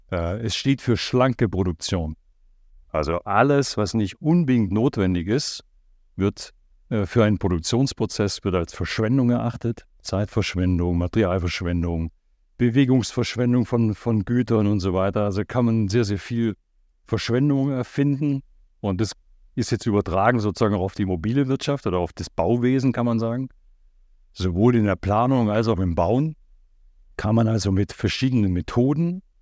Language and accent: German; Black Forest, Baden-Württemberg, Germany; moved away; da unten, wo ich herkomme, also ich komme aus dieser Ecke